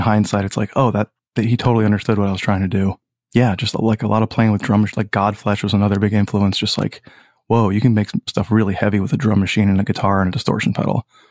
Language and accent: English; Old Saybrook, Connecticut, United States; also born or lived in Boston, Massachusetts / Clinton, Connecticut; I grew up in Old Saybrook, Connecticut